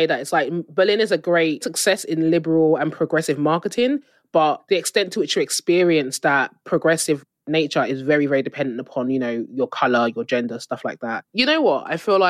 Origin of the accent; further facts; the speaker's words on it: Nigeria; obviously being Nigerian, in like a lot of West African countries.